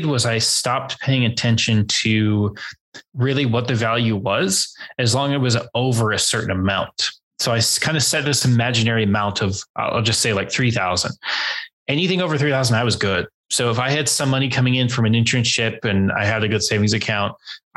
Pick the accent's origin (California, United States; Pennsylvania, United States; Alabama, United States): California, United States; San Diego; I grew up in San Diego